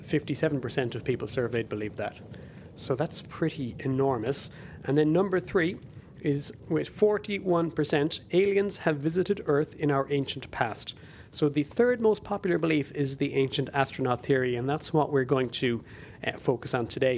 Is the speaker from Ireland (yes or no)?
yes; Ireland; the Irish language television station in my home country